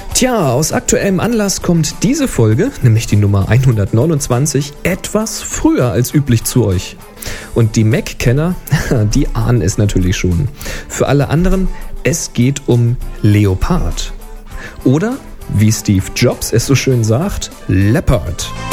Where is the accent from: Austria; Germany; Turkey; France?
Germany; bei uns in Deutschland